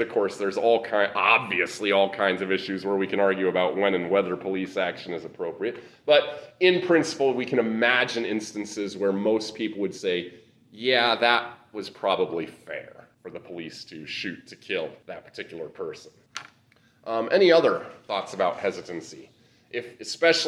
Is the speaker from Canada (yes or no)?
no; Nebraska, United States; moved away; the congregation I was in back growing up in Nebraska